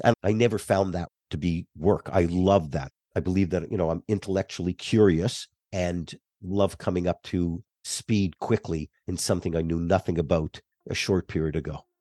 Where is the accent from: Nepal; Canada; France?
Canada; Laval, Quebec; moved away as an adult; also born or lived in Montreal; now in United States; I grew up in a suburb of Montreal. Uh, Montreal's an island, so I lived on the island just north of Montreal, called Laval